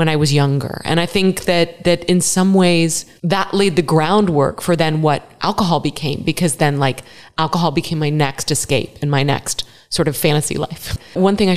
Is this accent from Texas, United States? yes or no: yes; Dallas, Texas, United States; also born or lived in Philadelphia area, Pennsylvania; I was born in the Philadelphia area. My family was from the East Coast, but my dad got transferred to Dallas, this new city on the rise, Dallas, Texas, in 1978.